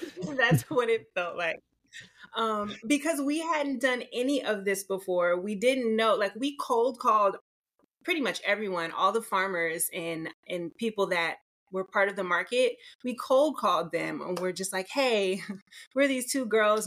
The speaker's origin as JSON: {"language": "English", "region": "Maryland", "country": "United States", "moved": "as an adult", "lives_now": "Los Angeles, United States", "said": "I'm from Maryland"}